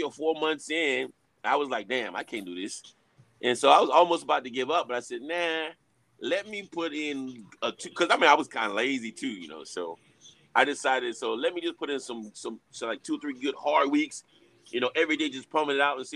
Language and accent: English; Alabama, United States; Grew up in Alabama. I was a prime military kid, too. So we moved around